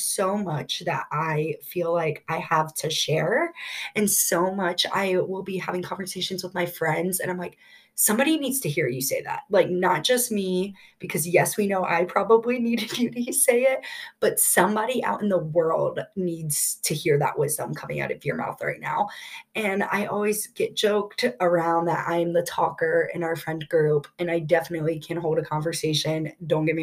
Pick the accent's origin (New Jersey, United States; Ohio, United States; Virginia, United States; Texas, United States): Ohio, United States; Columbus; I've been born and raised in Columbus, Ohio